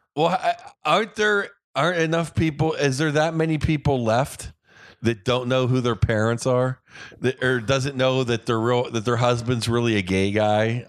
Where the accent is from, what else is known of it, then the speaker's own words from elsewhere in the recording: Pittsburgh, Pennsylvania, United States; I grew up in Pittsburgh